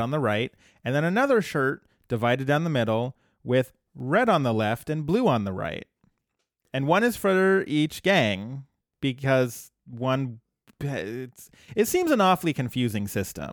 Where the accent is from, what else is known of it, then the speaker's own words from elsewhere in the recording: Colorado, United States; my home state is famous for weed